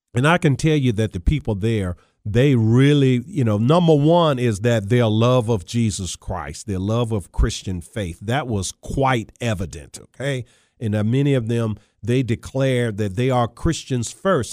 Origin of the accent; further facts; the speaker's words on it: Charles City County, Virginia, United States; I grew up playing football in Charles City County, Virginia